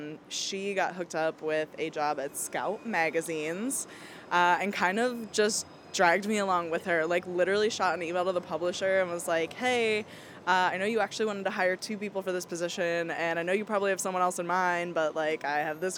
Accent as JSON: {"language": "English", "area": "Philadelphia suburbs", "region": "Pennsylvania", "country": "United States", "tie": "born or raised there", "moved": "yes", "said": "So I grew up in the Philly burbs, 215, represent Wawa country."}